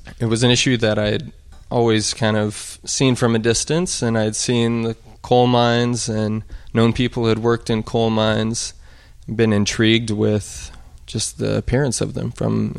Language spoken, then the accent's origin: English; Birney, Montana, United States; also born or lived in Sheridan, Wyoming; Well, I was born in Sheridan, Wyoming, actually, which is just a little ways from Burney, Montana, where my parents have a cattle ranch.